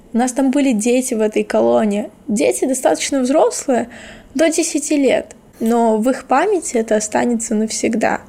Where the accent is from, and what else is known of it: Kherson, Kherson Oblast, Ukraine; born or raised there; moved away as an adult